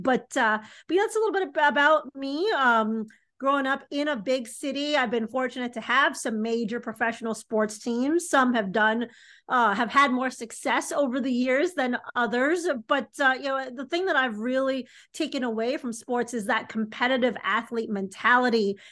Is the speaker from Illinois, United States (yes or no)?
yes; Chicago, Illinois, United States; I'm from Chicago, Illinois. I grew up in the city